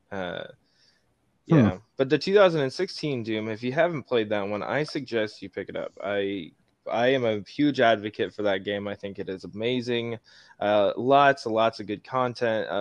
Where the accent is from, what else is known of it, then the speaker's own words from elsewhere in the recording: Nebraska, United States; I'm from, like, the great state of Nebraska